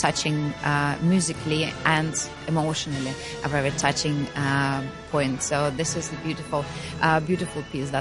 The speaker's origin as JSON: {"language": "English", "country": "Russia", "said": "We just had a little break, which we've spent at home in Russia. That's where we came from."}